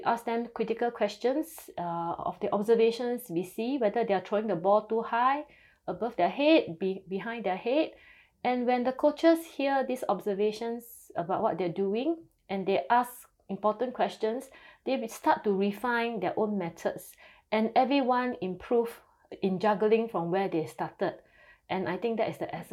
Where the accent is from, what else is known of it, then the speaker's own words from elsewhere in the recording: Singapore; I'm from Singapore